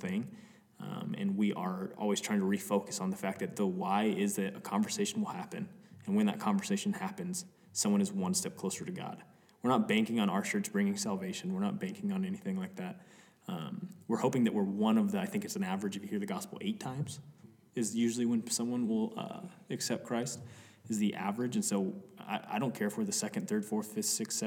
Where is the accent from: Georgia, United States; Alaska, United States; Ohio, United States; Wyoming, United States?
Wyoming, United States; Cody; We're from Cody, Wyoming, which it's like any direction you go, you can be in a different mountain range.